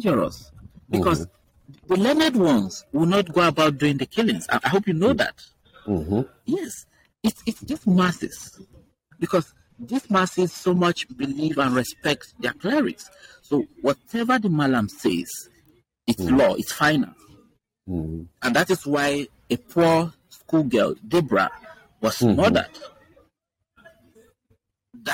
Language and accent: English; Middle Belt, Nigeria; I'm from the Middle Belt, I no longer tell people that I'm from Northern Nigeria. I tell people that I'm from the Middle Belt